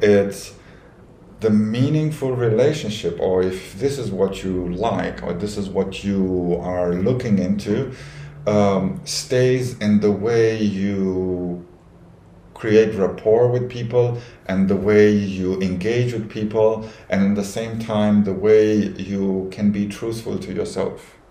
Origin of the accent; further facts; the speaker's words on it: Romania; moved away as an adult; now in Dubai, United Arab Emirates; I'm from Romania. 38 years old. Uh, in Dubai for more than 11 years.